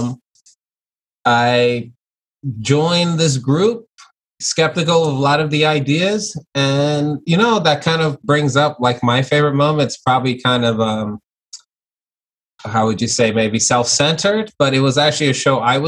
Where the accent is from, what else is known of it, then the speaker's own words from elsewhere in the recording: New York City, New York, United States; also born or lived in Long Island; growing up, like I was born in Flatbush, Brooklyn. That's where, and then I moved to Long Island.